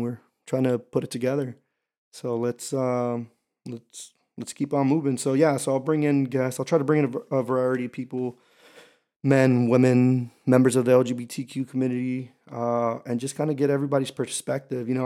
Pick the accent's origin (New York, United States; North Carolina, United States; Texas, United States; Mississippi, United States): Texas, United States; Houston; also born or lived in Camp Pendleton, California; I am from Houston, Texas, H Town, Hold It Down. Um, yeah, but, but I lived here from up until I was eighteen